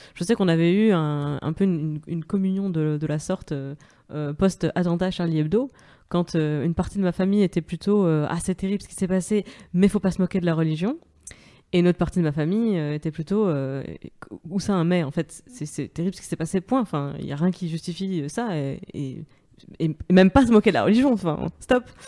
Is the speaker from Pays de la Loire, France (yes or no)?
no; Moselle, Grand Est, France; je viens de Moselle, sur la frontière allemande